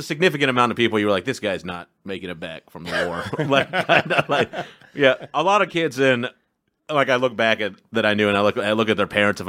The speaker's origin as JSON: {"language": "English", "town": "Fort Worth", "region": "Texas", "country": "United States", "tie": "born or raised there", "moved": "yes", "said": "Texas, yeah."}